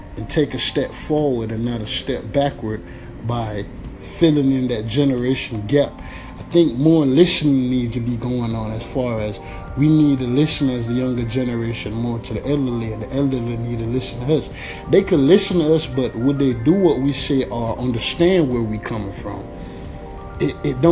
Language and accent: English; United States